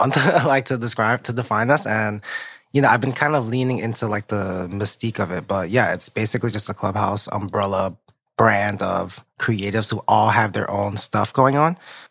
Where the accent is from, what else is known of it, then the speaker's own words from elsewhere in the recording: Lawrence, Massachusetts, United States; I grew up in Lawrence, Massachusetts